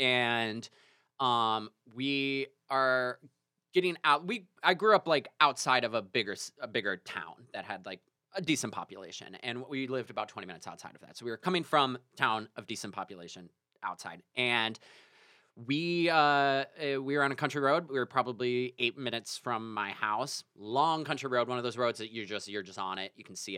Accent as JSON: {"language": "English", "region": "Illinois", "country": "United States", "tie": "born or raised there", "said": "I grew up in Illinois"}